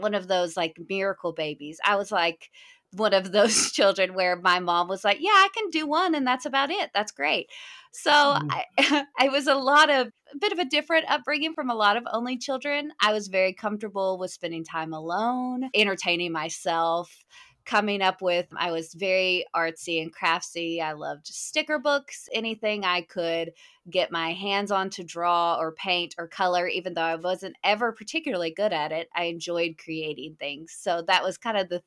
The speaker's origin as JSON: {"language": "English", "town": "Hot Springs", "region": "Arkansas", "country": "United States", "tie": "born or raised there", "said": "I was raised about an hour from where I live now in Hot Springs, Arkansas"}